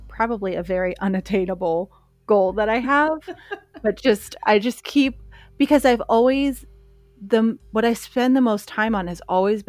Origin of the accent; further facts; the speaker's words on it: Pennsylvania, United States; I came from Pennsylvania.